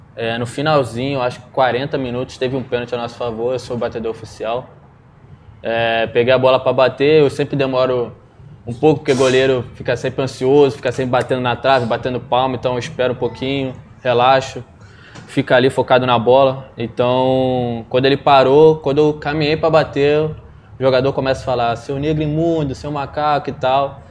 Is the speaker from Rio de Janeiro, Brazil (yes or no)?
yes; Duque de Caxias, Rio de Janeiro, Brazil; sou lá de Jardim Angá, uma, uma terra pequena lá, mas gente boa. Comecei no, no Caxiense primeiro, quatro anos de idade